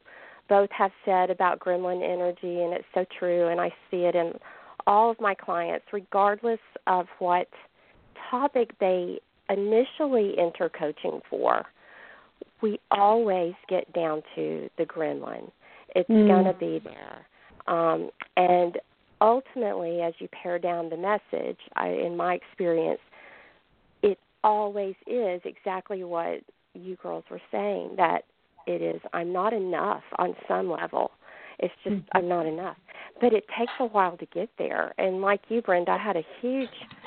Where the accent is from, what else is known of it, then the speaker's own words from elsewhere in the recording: Alabama, United States; now in Canada; I am from Alabama originally, even though I'm living way up here